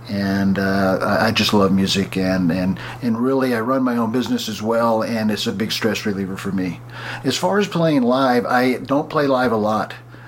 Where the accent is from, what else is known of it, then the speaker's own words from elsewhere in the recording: Columbus, Georgia, United States; also born or lived in Birmingham / Montgomery; now in Los Angeles, United States; I was originally from Columbus, Georgia, and I lived in Birmingham, Montgomery, Alabama, and I moved to L.A. My parents moved out here in 63. Yes, I am that old. I grew up in the 60s.